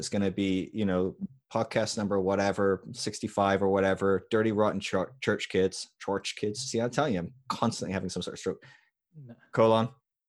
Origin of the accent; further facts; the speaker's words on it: Scotland, United Kingdom; I'm a Scot as well, so.